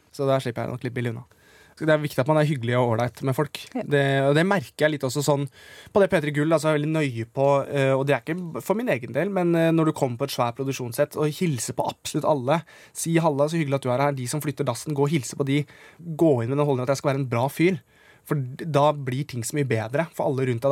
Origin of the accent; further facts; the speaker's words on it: Siggerud, Akershus, Norway; da var jeg jo hjemme på Sigrud